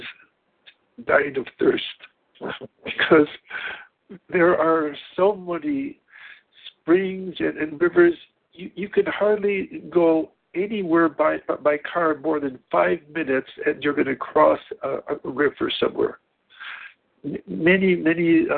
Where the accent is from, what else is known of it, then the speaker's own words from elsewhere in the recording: Chicago, Illinois, United States; now in Japan; I'm from Chicago